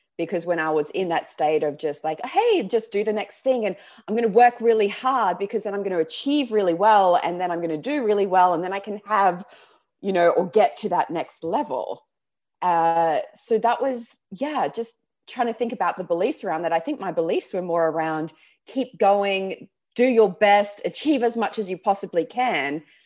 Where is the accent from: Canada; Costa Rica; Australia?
Australia; accent: Aussie; moved away as an adult; now in London, United Kingdom; my Aussie accent